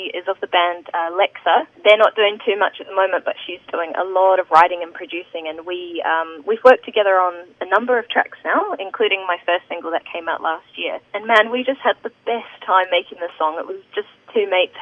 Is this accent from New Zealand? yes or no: yes; New Zealand; also born or lived in Sunshine Coast, Queensland, Australia; I'm definitely a Kiwi